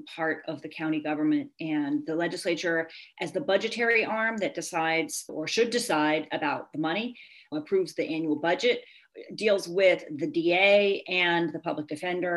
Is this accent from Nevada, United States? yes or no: no; Virginia, United States; moved away as an adult; now in Poughkeepsie, United States; I grew up in Virginia and I went to William & Mary and then the University of Virginia and then moved here to take a teaching job in 1995